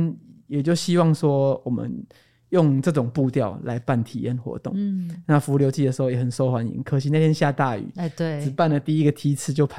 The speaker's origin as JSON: {"language": "Chinese", "region": "Tainan", "country": "Taiwan", "tie": "born or raised there", "also_born_or_lived": "Taipei / Yunlin", "said": "我不如回台南，因为我的老家在台南。哦，嗯，然后就回到台南"}